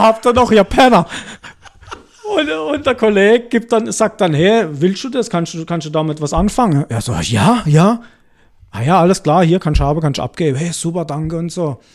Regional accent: Altdorf, Germany; nach Aldorf, wo ich herkomme

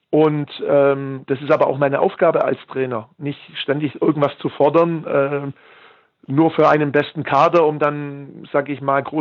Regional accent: Heidenheim, Baden-Württemberg, Germany; born there; Ich bin in Heidenheim geboren und Heidenheim ist eine Industriestadt mit, mit unheimlich viel Mittelstand.

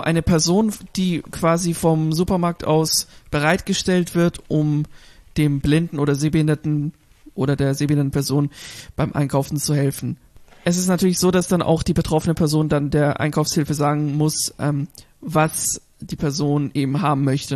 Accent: Germany; hier bei uns in Deutschland

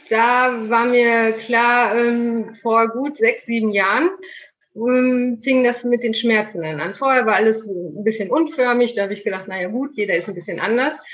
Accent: North Rhine-Westphalia, Germany; Ich bin äh … genau 39 Jahre, komme aus NRW. Das Örtchen in der Nähe heißt Soest.

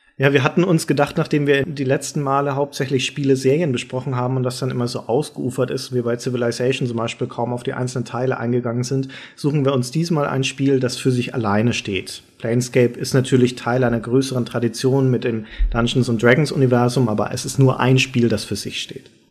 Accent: Germany; als Deutscher

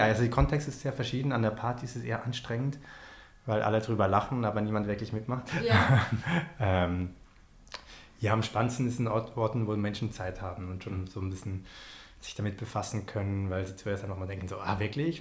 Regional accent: Switzerland; ich als äh, Schweizer

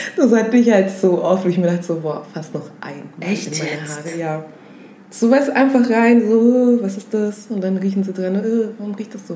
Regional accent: Augsburg, Bavaria, Germany; also born or lived in West Africa; komme auch aus Augsburg, bin mit sieben nach Augsburg gekommen, straight out of Africa

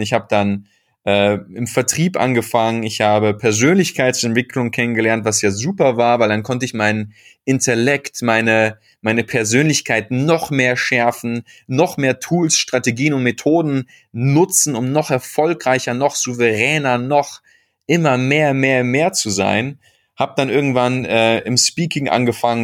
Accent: Bochum, North Rhine-Westphalia, Germany; ich bin im Herzen des Ruhrpots aufgewachsen. Äh, nicht nur in Bochum, sondern in Bochum-Wattenscheid

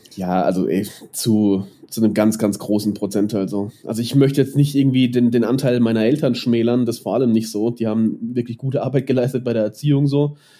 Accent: Mannheim, Baden-Württemberg, Germany; now in Nuremberg, Germany; ich bin, ich bin in Neckarstadt aufgewachsen

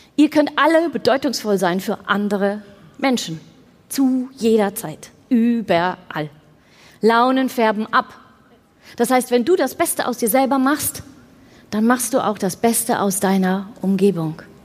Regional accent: Netherlands; ich bin Holländerin.

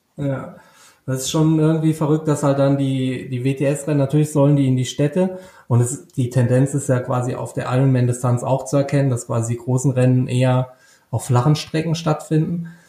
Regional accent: Rhineland-Palatinate, Germany; ich komme natürlich aus Rheinland-Pfalz

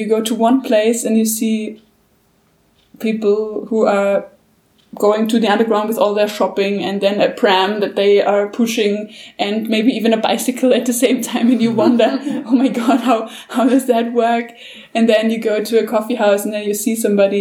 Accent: Vienna, Austria; I'm a big city girl. I'm from Vienna.

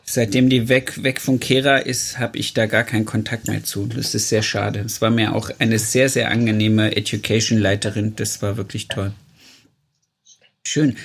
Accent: East Germany, Germany; weil ich bin ja im Osten groß geworden

